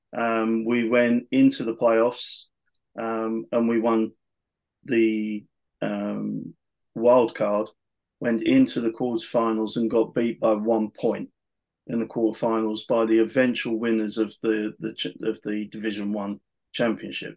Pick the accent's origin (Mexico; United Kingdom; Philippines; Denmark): United Kingdom; being British, being being the only British guy at the tryout at the time